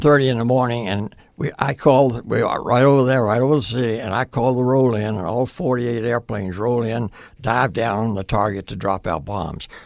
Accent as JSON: {"language": "English", "town": "Portsmouth", "region": "Virginia", "country": "United States", "tie": "born or raised there", "moved": "as an adult", "said": "I grew up in Virginia."}